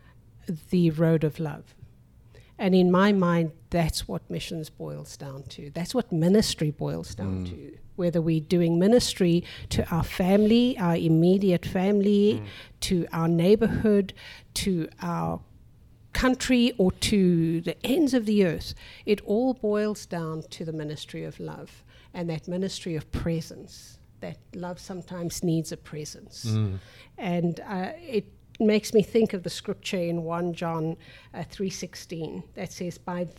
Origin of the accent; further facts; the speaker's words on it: South Africa; now in United States; we are generationally South African